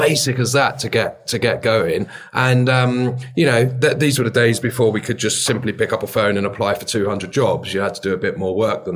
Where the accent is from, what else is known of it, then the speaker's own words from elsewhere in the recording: London, United Kingdom; I grew up in Bethnal Green in East London